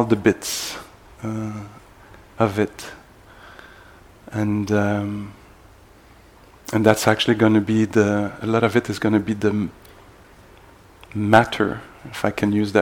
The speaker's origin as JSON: {"language": "English", "town": "Montreal", "region": "Quebec", "country": "Canada", "said": "I'm from Montreal, where I teach also"}